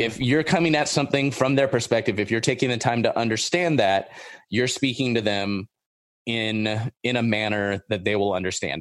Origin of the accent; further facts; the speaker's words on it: Orange County, Southern California, United States; I grew up in Orange County. I grew up in, like, the suburbs